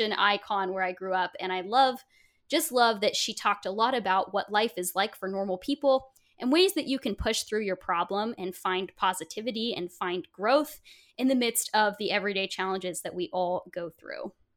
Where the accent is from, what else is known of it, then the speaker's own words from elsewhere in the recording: Portland, Oregon, United States; Portland, Oregon, where oh, I grew up